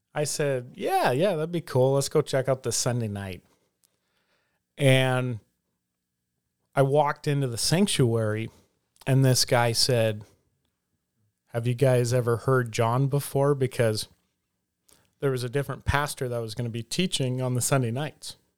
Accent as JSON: {"language": "English", "region": "the South", "country": "United States", "tie": "born or raised there", "said": "growing up in the South, you know, there was always a gospel presentation"}